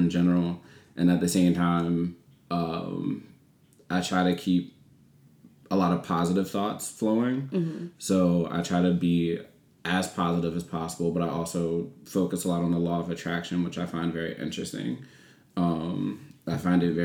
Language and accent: English; Solomons, Maryland, United States; moved away as an adult; also born or lived in New York; In Calvert County, I grew up in Solomon's Island